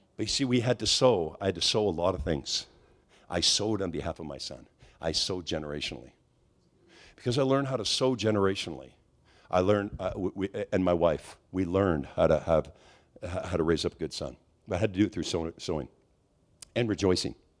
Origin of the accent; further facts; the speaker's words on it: Quebec, Canada; I'm from Quebec